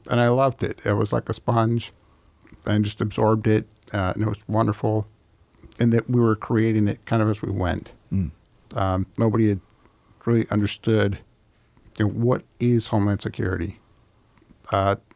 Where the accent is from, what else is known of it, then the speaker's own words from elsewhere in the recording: Sonoma County, California, United States; moved away as an adult; also born or lived in Utah / Washington, D.C.; I was born in Sonoma County, which is where I was primarily raised